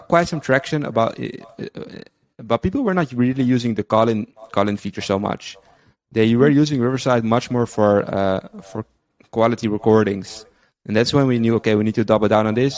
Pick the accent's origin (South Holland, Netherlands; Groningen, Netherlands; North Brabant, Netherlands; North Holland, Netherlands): North Holland, Netherlands; Amsterdam; moved away as an adult; now in Tel Aviv, Israel; originally from the Netherlands, uh, grew up in Amsterdam, and I've been living there all my life until five months ago. Moved to Israel, Tel Aviv